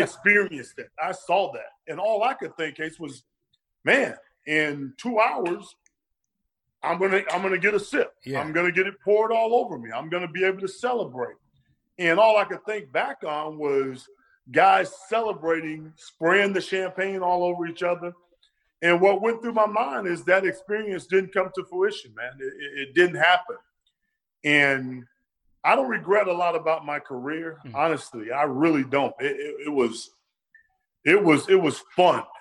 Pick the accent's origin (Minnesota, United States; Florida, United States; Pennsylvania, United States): Florida, United States; I'm from Florida